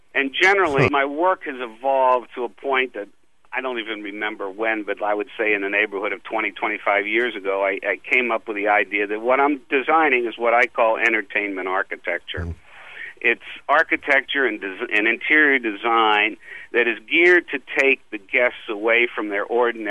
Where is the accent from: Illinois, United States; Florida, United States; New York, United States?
Florida, United States; Miami; But I think the major influence for me, and very fortunate, was that I grew up in a tourist town.